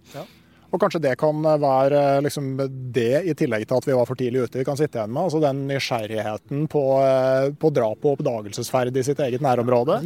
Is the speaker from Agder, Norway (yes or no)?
no; Gausdal, Innlandet, Norway; Jeg kommer jo fra Gausdal